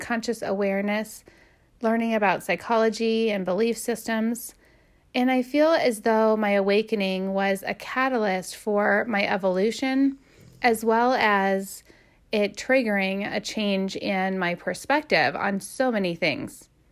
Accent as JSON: {"language": "English", "region": "Midwest", "country": "United States", "tie": "born or raised there", "also_born_or_lived": "Canton, Ohio", "said": "I was raised in the Midwest"}